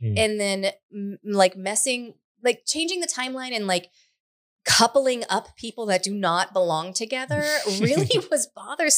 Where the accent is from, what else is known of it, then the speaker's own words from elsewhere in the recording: United States; I was born in America